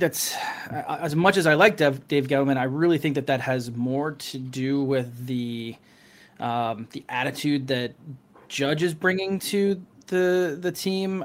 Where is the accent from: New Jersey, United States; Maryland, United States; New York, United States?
New Jersey, United States; Morristown; also born or lived in California / Denver, Colorado; now in Lewisburg, United States; I'm originally from um, uh, from Morristown